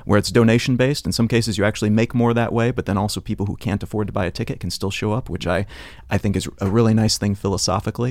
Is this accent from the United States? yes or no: yes; Columbia, Missouri, United States; moved away; I grew up in Columbia, Missouri